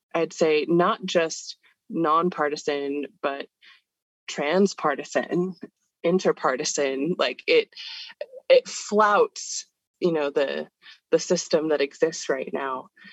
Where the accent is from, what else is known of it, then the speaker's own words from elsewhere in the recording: California, United States; moved away as an adult; now in Pittsburgh, United States; I was born and raised in California